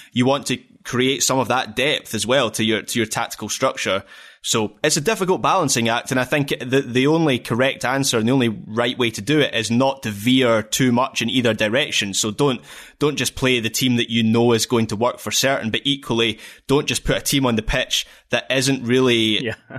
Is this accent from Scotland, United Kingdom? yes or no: yes; Scotland, United Kingdom; we're Scottish